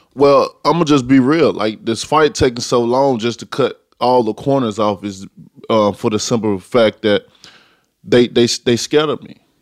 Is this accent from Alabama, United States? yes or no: yes; Tuscaloosa, Alabama, United States